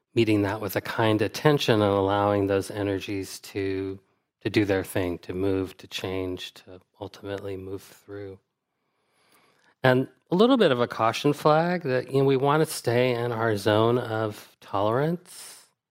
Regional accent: United States; as an American person

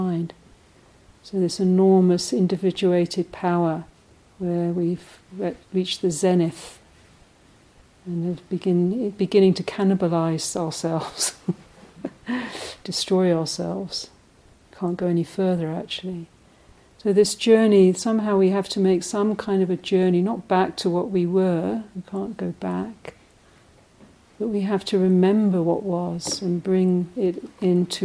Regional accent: London, United Kingdom; moved away; the extended family system that I grew up in London, extended Irish family

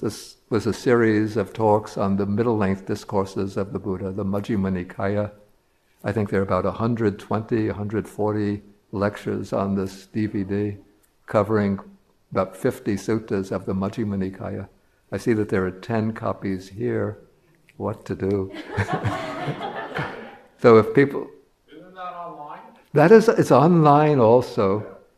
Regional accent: New York City, New York, United States; I'm a New Yorker

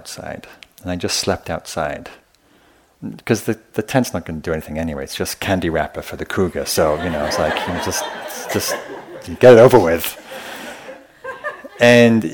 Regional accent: the north of England, United Kingdom; I grew up in Northern England in a pretty rough, pretty violent working class area

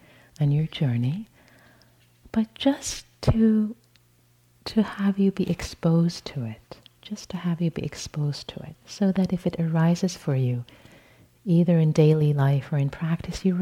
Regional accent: Tehran, Tehran Province, Iran; moved away; born and raised in Tehran, Iran

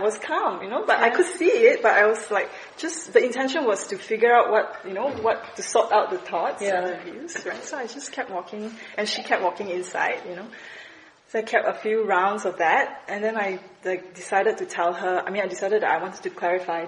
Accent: Malaysia; I was from Malaysia

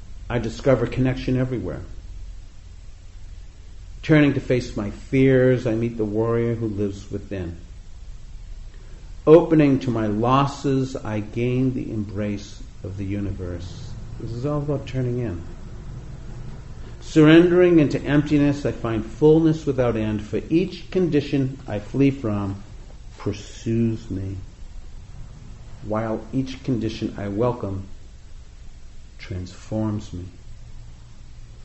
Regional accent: New England, United States; growing up in the East Coast in New England

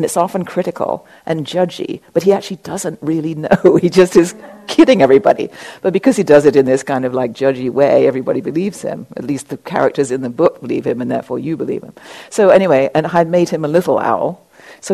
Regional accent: England, United Kingdom; I was raised in England

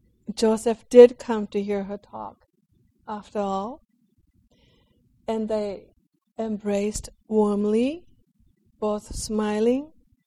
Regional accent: Japan

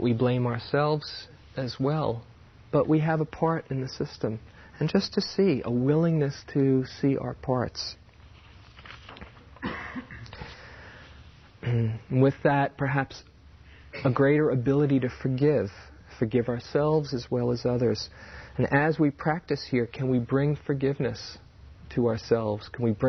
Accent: New York, United States; I grew up in New York. I'm a New Yorker

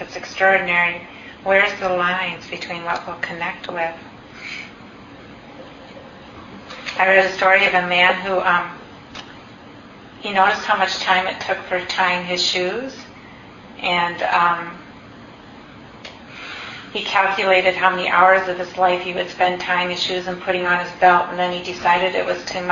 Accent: Minnesota, United States; moved away; When I grew up in Minnesota and I went to the University of Minnesota my first year

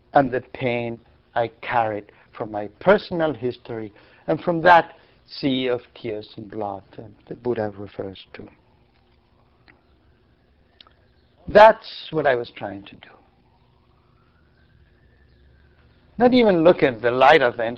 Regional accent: Argentina; moved away; I grew up in Argentina.

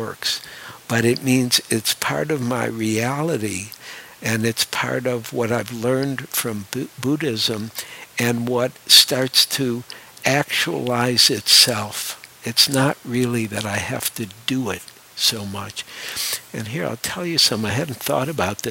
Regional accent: Detroit, Michigan, United States; moved away; also born or lived in New York; I grew up in Detroit, and I actually have a great love for Detroit

